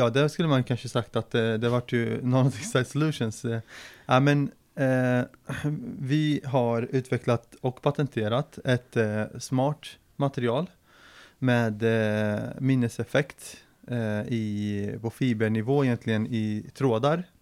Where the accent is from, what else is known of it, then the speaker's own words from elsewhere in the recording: Linköping, Östergötland, Sweden; also born or lived in Syria; Och eh, jag är ju född i Syrien eh, och kom till Sverige 98. Då var jag 10-11 år. Eh, direkt till Linköping faktiskt, för pappas släkt var här och hade samlat sig i Linköping. Och eh, så eh, växte jag upp i Linköping ända fram till gymnasiet.